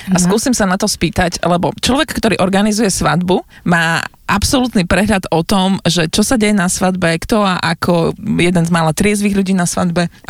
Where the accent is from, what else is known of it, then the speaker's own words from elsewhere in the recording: eastern Slovakia, Slovakia; ja som z východu, u nás je veľmi populárna redovi.